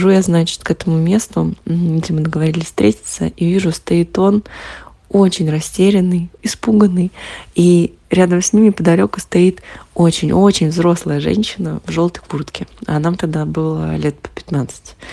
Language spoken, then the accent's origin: Russian; Naberezhnye Chelny, Tatarstan, Russia; я родом из Набережных Челнов, и в свое время у нас там был такой чат э, городской